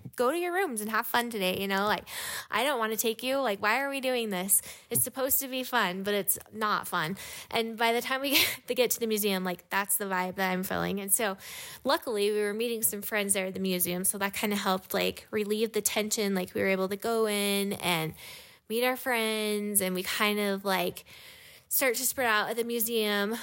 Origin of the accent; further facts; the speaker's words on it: Utah, United States; also born or lived in Hawaii; I grew up in Utah